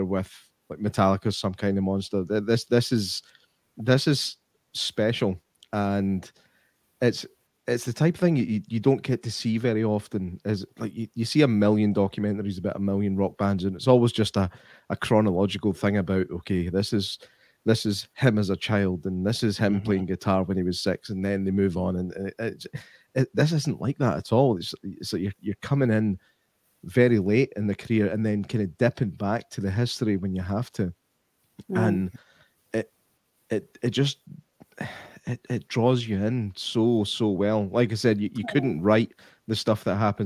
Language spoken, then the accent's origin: English; Scotland, United Kingdom; as a Scotsman